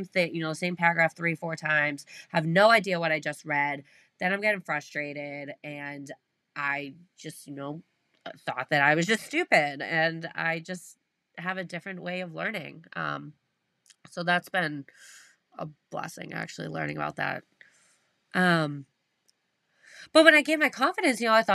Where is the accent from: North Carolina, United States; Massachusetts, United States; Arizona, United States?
Massachusetts, United States; South Shore of; I'm from the South Shore of Mass, so big sports guys over here.